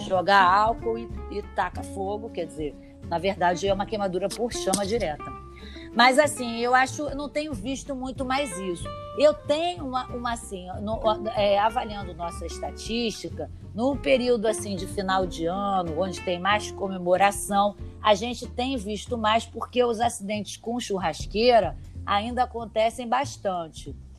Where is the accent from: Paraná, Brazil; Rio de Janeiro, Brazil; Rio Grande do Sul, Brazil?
Rio de Janeiro, Brazil; also born or lived in São Paulo; Eu sou paulista, mas eu, eu sempre morei aqui no Rio.